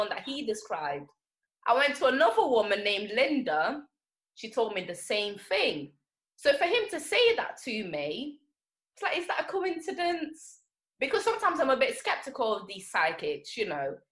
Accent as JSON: {"language": "English", "country": "Angola", "tie": "born or raised there", "moved": "yes", "said": "So I was born in Angola."}